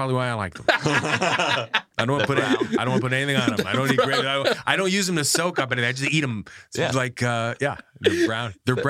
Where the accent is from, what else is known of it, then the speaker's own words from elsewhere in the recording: United States; also growing up in the States